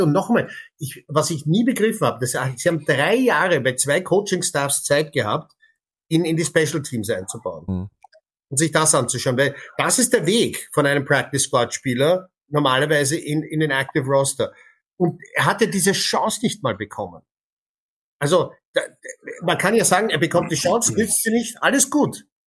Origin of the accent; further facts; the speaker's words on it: Canada; moved away; als gebürtiger Kanadier